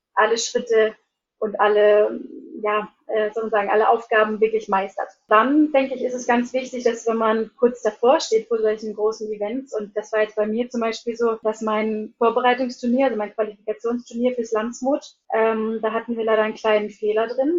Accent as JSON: {"language": "German", "area": "near Hanover", "region": "Lower Saxony", "country": "Germany", "tie": "born or raised there", "also_born_or_lived": "Iceland / Hólar", "moved": "as an adult", "said": "bin eigentlich gebürtige Deutsche, ähm, komme aus der Nähe von Hannover und bin vor 13 Jahren nach Island gegangen, nach meinem Abitur"}